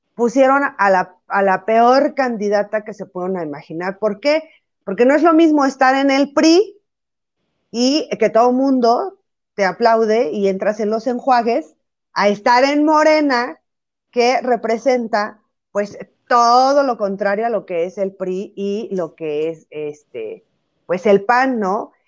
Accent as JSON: {"language": "Spanish", "region": "Jalisco", "country": "Mexico", "said": "que soy del estado de Jalisco"}